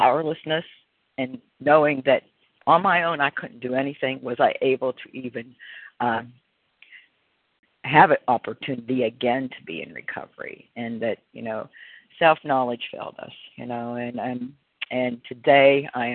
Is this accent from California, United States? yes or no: no; Pennsylvania, United States; now in Florida, United States; I'm originally from Pennsylvania